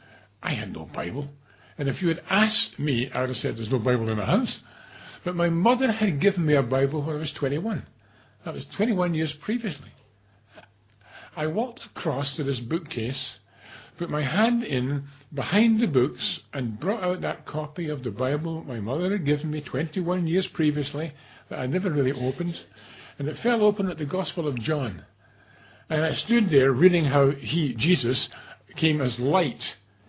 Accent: Glasgow, Scotland, United Kingdom; I'm from Glasgow.

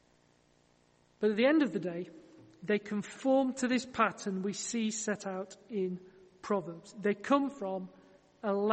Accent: Yorkshire and the Humber, United Kingdom

